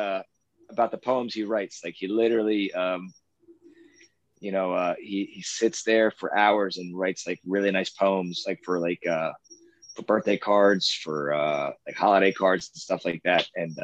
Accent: Philadelphia, Pennsylvania, United States; I actually grew up outside. I was born in Philly.

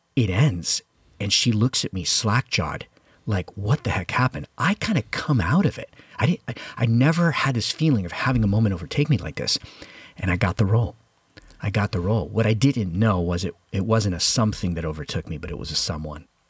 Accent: Hialeah, Florida, United States; I was brought up in Havana, the sequel, which is Hialeah, Florida

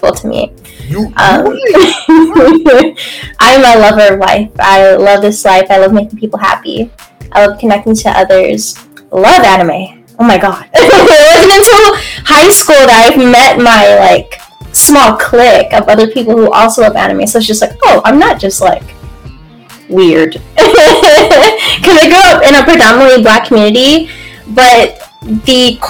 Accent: Atlanta, Georgia, United States; moved away as an adult; also born or lived in Hawaii; now in Columbus, United States; I was born in Hawaii. Moved to Metro Atlanta

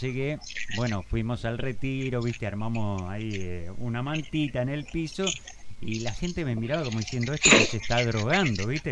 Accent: Argentina; also born or lived in Spain; obviamente soy argentino hasta la médula, pero creo que mi segunda casa es España porque, bueno, la verdad viví, ocho años de mi vida

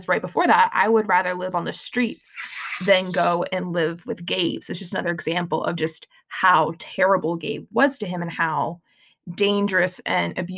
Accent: South Carolina, United States; I'm from South Carolina, where literally we had South Carolina geography and nothing else

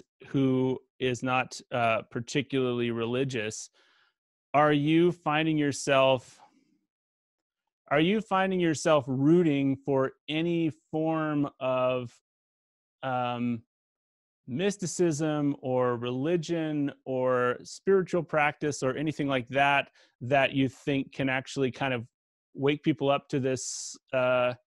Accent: Canada; I'm from Canada

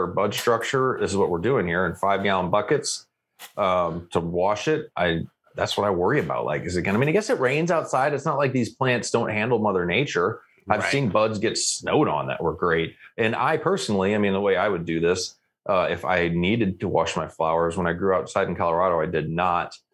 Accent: Canada; I am Canadian

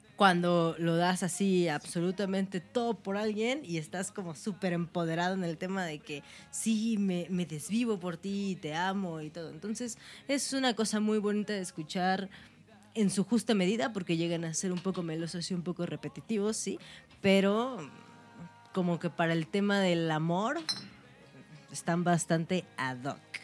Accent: Orizaba, Veracruz, Mexico; now in Mexico City, Mexico; en Orizaba, que es de donde yo soy

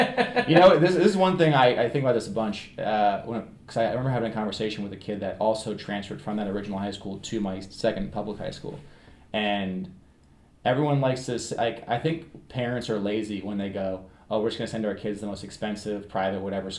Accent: Rockville Centre, New York, United States; K to 8 Catholic school in my hometown. In Rockville Center.

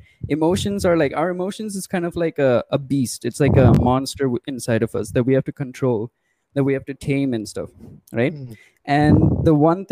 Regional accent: India; we're both Indians. We're from India

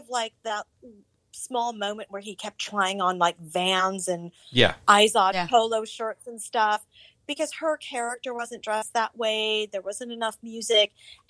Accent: Los Angeles, California, United States; also born or lived in San Fernando Valley; And I'm from the Valley. I grew up in Hollywood. I grew up with that scene.

